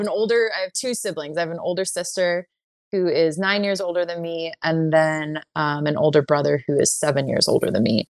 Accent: San Jose, California, United States; moved away; I am from California, from the Bay Area, and I grew up in San Jose

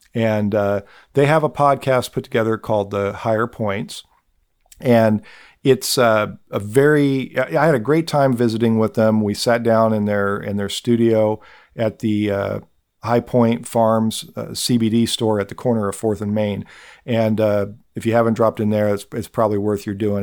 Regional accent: Nickerson, Kansas, United States; my hometown of Nickerson

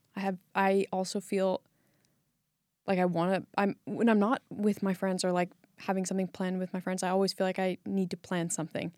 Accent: California, United States; moved away as an adult; now in Iceland; I was born and raised in California and moved to Iceland about four years ago

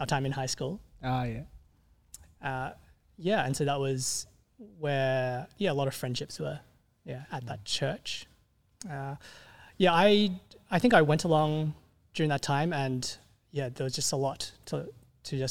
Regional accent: Sydney, New South Wales, Australia; also born or lived in Meadowbank; I grew up in West Ryde

